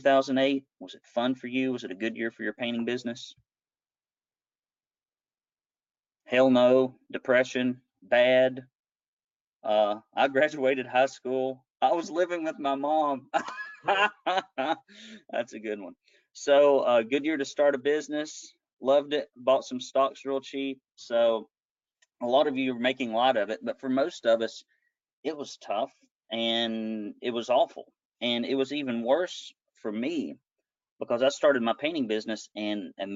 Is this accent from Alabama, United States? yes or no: yes; Arab, Alabama, United States; I grew up in Arab, Alabama